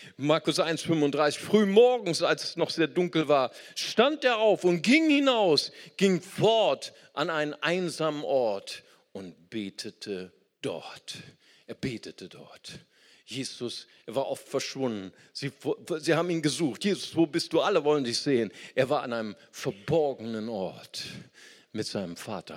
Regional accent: Germany; Ich bin Deutscher

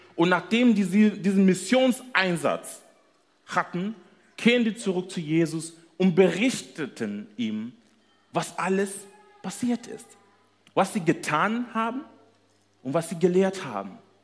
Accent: Kenya; German is a second language; moved away as an adult; now in Germany; ursprünglich kommen wir aus Kenia, sind dort geboren, nach Deutschland gekommen äh, zu studieren.

